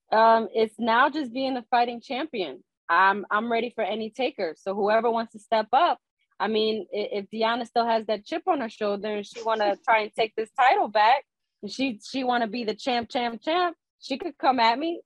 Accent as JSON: {"language": "English", "town": "Newark", "region": "New Jersey", "country": "United States", "tie": "born or raised there", "said": "I grew up in Newark"}